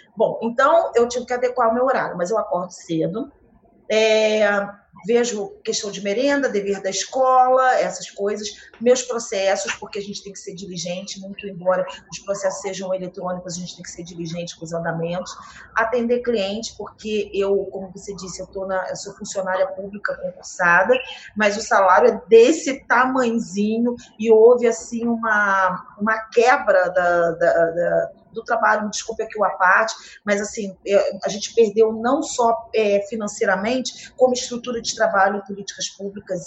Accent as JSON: {"language": "Portuguese", "region": "Rio de Janeiro", "country": "Brazil", "tie": "born or raised there", "also_born_or_lived": "Nova Friburgo", "said": "Carioca, do centro do Rio, da Lapa, da Rua"}